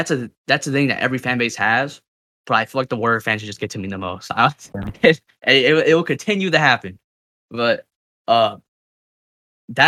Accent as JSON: {"language": "English", "region": "California", "country": "United States", "said": "I'm from Cali."}